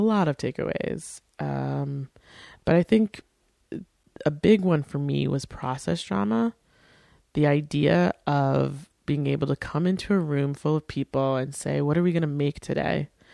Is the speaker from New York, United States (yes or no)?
yes; Port Washington, New York, United States; my hometown, Port Washington